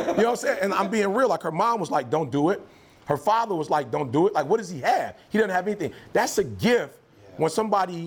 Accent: Detroit, Michigan, United States; also born or lived in Alabama; I'm from Detroit

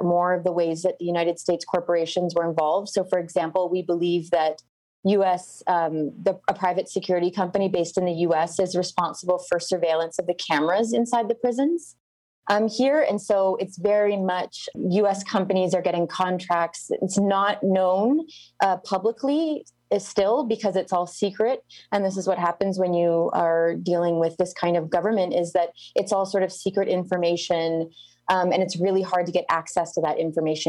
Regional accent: Canada; moved away as an adult; now in Honduras; I'm Canadian, but I've lived here for 12 years.

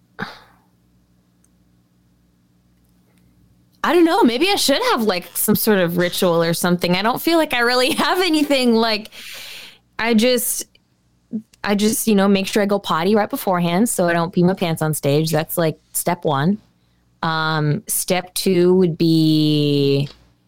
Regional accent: United States; I'm an American

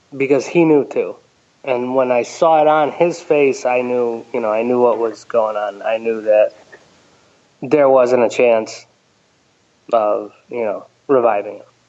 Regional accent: Ellington, Connecticut, United States; I grew up in uh, Ellington, Connecticut

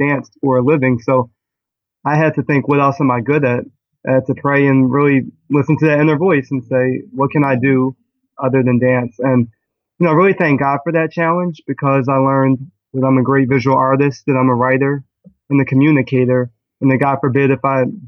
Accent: Philadelphia, Pennsylvania, United States; I am from Philadelphia, and I really am a lover of dance.

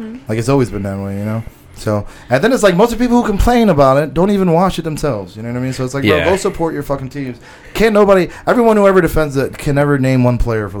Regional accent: United States; I grew up, I grew up fucking ratchet and shit. So I have, this vanity in me from growing up in America

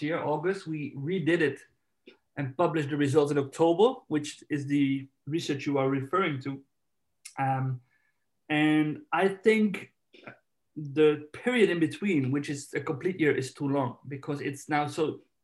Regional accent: Netherlands; now in Spain; I'm from Holland, I live in Spain

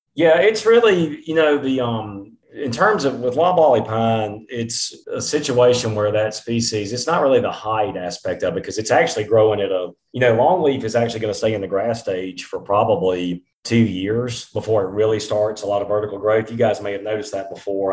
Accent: eastern Mississippi, United States; when I was growing up in Mississippi, I on some of our land in eastern Mississippi

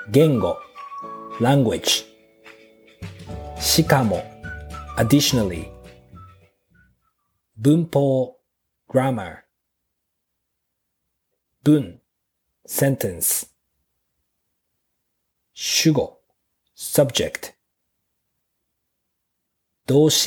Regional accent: Japan

